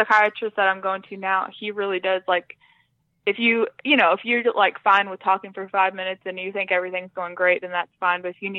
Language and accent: English; Ada, Oklahoma, United States; Yeah, my dad was in the Air Force when I was little, so okay. We kind of moved around some, but we've lived in Ada probably, that's the town I'm from in right. Oklahoma. We've lived there most of my life, so yeah, we still live in the same town.